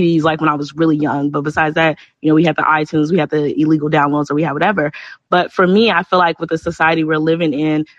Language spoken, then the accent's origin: English; Chicago, Illinois, United States; I'm from Chicago